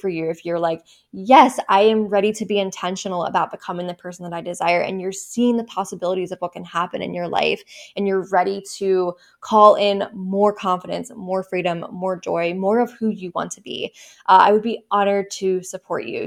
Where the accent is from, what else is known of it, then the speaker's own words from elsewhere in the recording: Baltimore, Maryland, United States; my hometown in Maryland